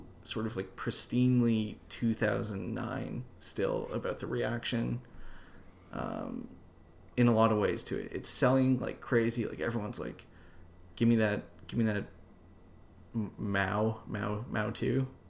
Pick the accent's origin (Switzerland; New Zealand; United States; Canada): Canada; I'm the commander. I'm from Canada.